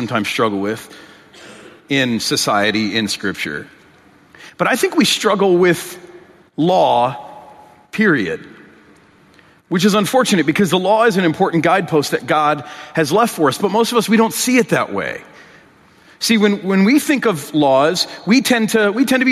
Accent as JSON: {"language": "English", "region": "Michigan", "country": "United States", "tie": "born or raised there", "said": "In my home state of Michigan, I'm from Michigan"}